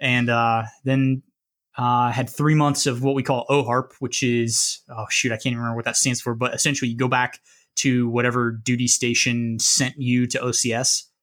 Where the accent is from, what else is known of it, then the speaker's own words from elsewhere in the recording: Midwest, United States; moved away as an adult; I grew up in the Midwest, and so very landlocked